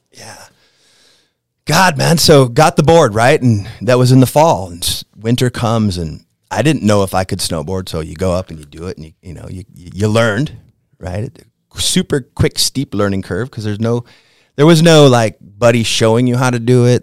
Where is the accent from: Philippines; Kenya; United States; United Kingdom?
United States; Shell Lake, Wisconsin; moved away; I'm from Wisconsin, uh, northern Wisconsin, uh, a town called Shatek, Wisconsin.